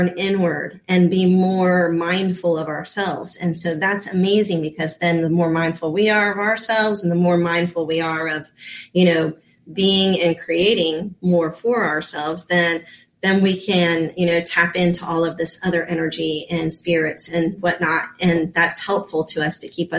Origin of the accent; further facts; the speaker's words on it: Florida, United States; also born or lived in Reno, Nevada; I'm a Florida girl. I grew up in Florida